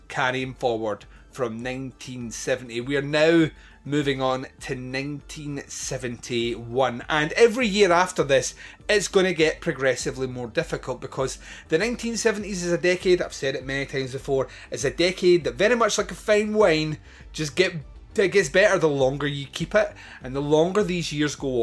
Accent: Scotland, United Kingdom; I'm Scottish

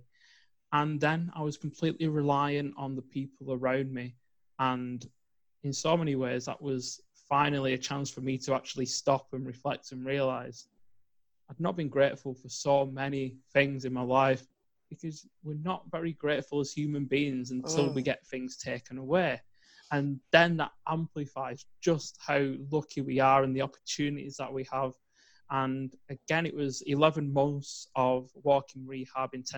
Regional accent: England, United Kingdom; growing up in England

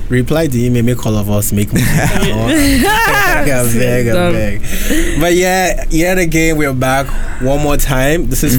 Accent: Brampton, Ontario, Canada; I'm from Brampton.

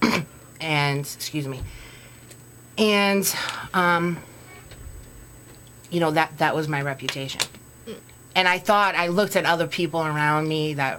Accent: Waltham, Massachusetts, United States; I grew up, I come from Waltham, and there's alcoholism in my family.

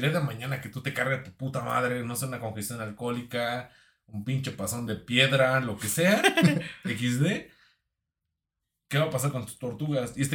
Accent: Mexico; Yo soy de Face, yo soy de México

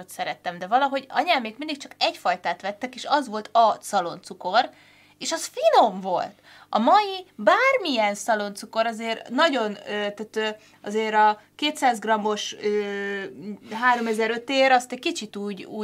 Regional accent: Vác, Pest, Hungary; Én ugye Váci vagyok, és naszáj tej volt mindig.

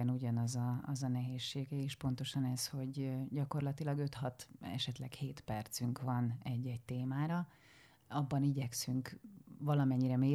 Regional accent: Szarvas, Békés, Hungary; moved away as an adult; also born or lived in Szentes / Kecskemét; now in Budapest, Hungary; Szarvasi is vagyok, szarvasi, és, és szentesen, szentesen jártam gimnáziumba.

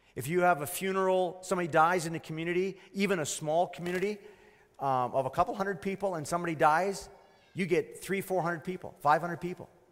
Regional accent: Canada; I was born here, but my, my grandparents weren't of Canadian root.

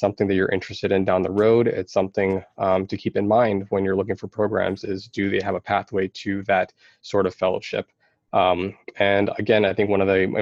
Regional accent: Sylvania, Ohio, United States; from the Sylvania area, which is pretty much Toledo.

